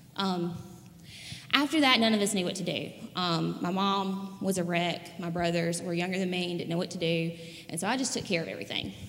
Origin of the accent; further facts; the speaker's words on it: Raleigh, Mississippi, United States; I'm from Raleigh, Mississippi